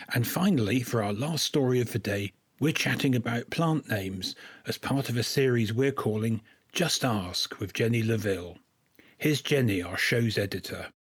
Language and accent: English; West Country, near Somerset, South West England, United Kingdom; I grew up in West Country orchards, not so far from where the Newt is in Somerset